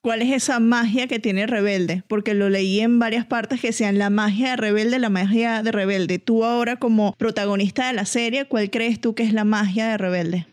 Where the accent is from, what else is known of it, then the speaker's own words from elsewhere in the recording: Venezuela; yo soy venezolana